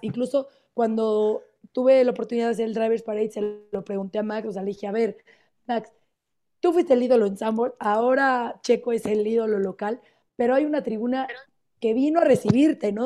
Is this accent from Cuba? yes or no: no; Mexico; como mexicano